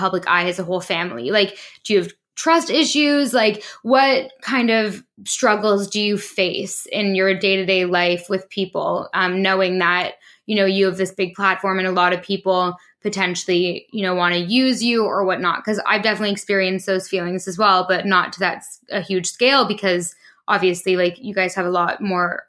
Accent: Toronto, Ontario, Canada; moved away as an adult; also born or lived in London; I'm from Toronto too

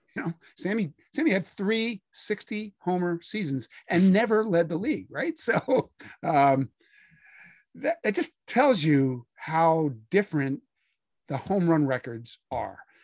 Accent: Philadelphia, Pennsylvania, United States; I grew up in Philadelphia reading, um, a bunch of sports writers who were always trying to make you laugh.

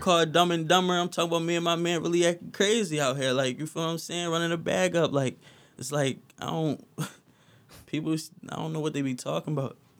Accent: Philadelphia, Pennsylvania, United States; also born or lived in Williamsport, Pennsylvania; soon as I was born, my mom moved to Philly

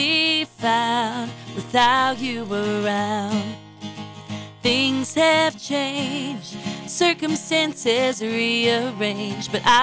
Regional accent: Londonderry, New Hampshire, United States; Who's your hometown? Londonderry.

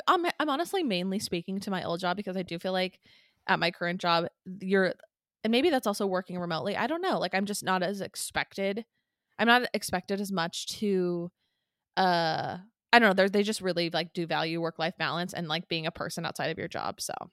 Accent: San Clemente, California, United States; I loved living in San Clemente. I feel very proud to have lived there. I still, like, it is home.

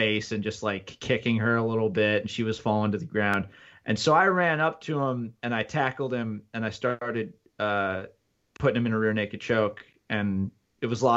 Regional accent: United States; moved away as an adult; also born or lived in New Jersey / Connecticut; now in Buffalo, United States; I was born in Jersey, moved to Connecticut, spent most of my life in between there and Jersey

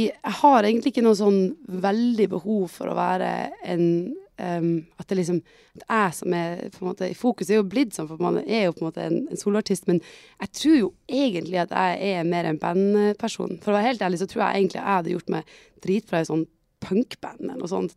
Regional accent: Tromsø, Troms, Norway; jeg er jo fra Tromsø

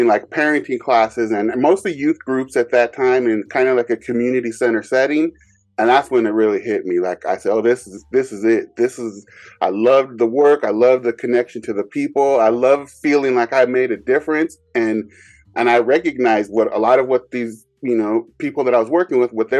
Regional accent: Bay Area, California, United States; growing up in the Bay Area

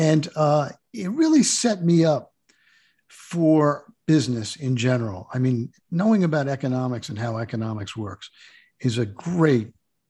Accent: New Jersey, United States; born there; I was born in New Jersey, on the Jersey Shore. … was a local bar band, so it was really a great place to grow up.

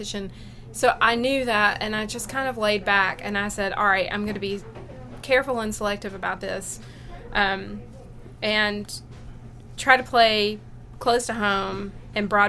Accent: Rome, Georgia, United States; I grew up in Rome, Georgia, really close to Somerville.

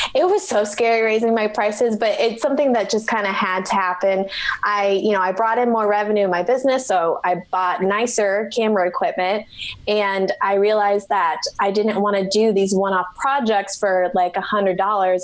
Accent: Omaha, Nebraska, United States; I work with clients one on one in my hometown of Omaha, Nebraska

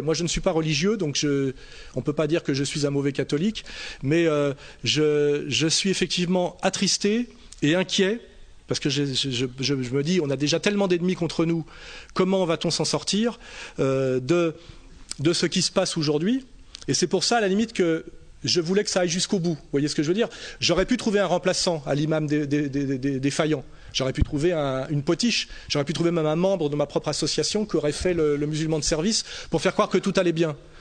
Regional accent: France; en tant que Français de souche, de confession catholique

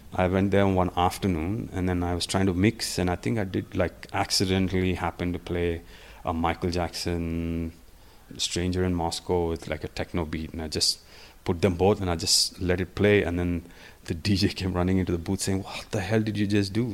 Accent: India; also born or lived in Hyderabad / Manchester; I'm Indian

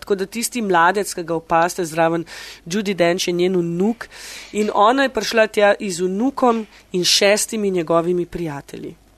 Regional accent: Slovenia; moved away as an adult; now in London, United Kingdom

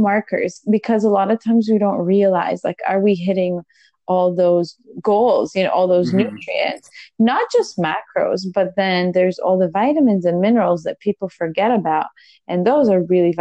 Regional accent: Israel; moved away; We're originally from Israel.

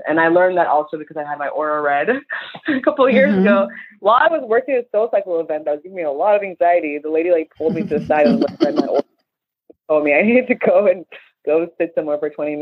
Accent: Chicago, Illinois, United States; I'm from Chicago and I'm Nigerian

